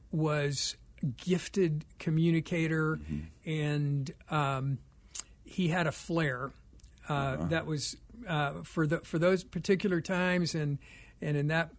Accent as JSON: {"language": "English", "region": "Oklahoma", "country": "United States", "tie": "born or raised there", "moved": "yes", "lives_now": "Scottsdale, Arizona, United States", "said": "Born in Oklahoma, mm-hmm. and my parents were from there, and my father was an Assembly of God minister."}